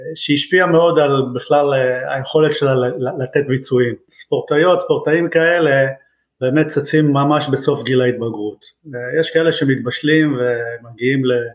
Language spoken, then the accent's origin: Hebrew; Israel; now in Canada; אני ישראלי בנפש ובנשמה